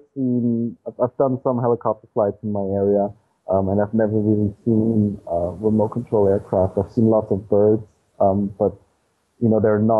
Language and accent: English; Austria; I explore the backyard of Austria, of my hometown